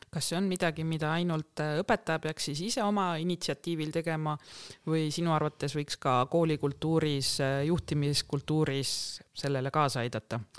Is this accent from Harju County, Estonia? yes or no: no; Tartu, Tartu County, Estonia; põline tartlane